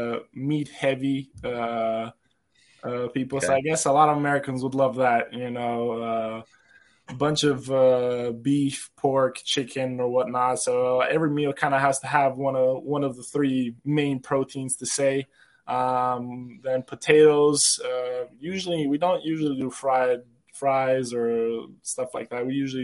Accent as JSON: {"language": "English", "country": "Serbia", "tie": "born or raised there", "said": "And growing up in Serbia, you know, there's, I don't know if you heard of Serbian fans, especially soccer and basketball fans, you know, they are crazy to say, you know."}